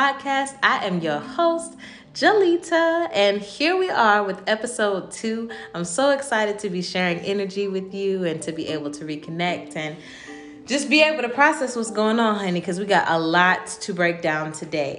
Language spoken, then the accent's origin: English; Chesapeake, Virginia, United States; moved away as an adult; now in Charlotte, United States; I upped and moved from my hometown of Chesapeake, Virginia to Charlotte, North Carolina